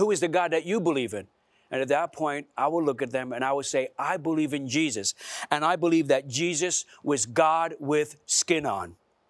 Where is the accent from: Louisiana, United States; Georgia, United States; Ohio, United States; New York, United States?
New York, United States; Brooklyn; So I grew up in Brooklyn, and in particular in a neighborhood called Bensonhurst. There was a lot of Italians there.